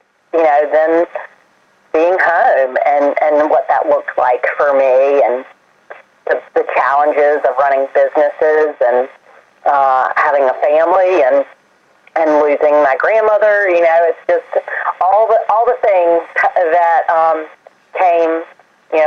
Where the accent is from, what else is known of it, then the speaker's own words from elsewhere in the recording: Tarboro, North Carolina, United States; moved away as an adult; also born or lived in New York City; I was born and raised in Tarboro, North Carolina, and came back here to live, work, and raise a family